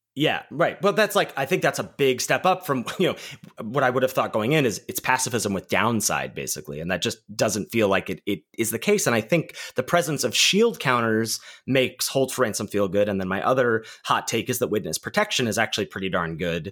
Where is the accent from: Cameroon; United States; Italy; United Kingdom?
United States; Pittsburgh, Pennsylvania; in my hometown